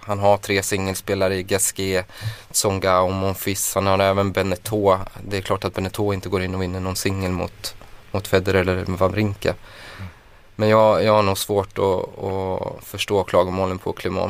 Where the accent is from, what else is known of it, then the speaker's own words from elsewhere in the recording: Skaraborg, Västra Götaland, Sweden; Jag är från Skaraborg